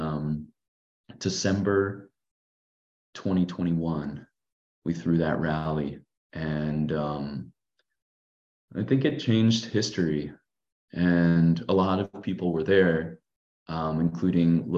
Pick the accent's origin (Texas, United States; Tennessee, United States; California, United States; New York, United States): California, United States; growing up in California and working in solar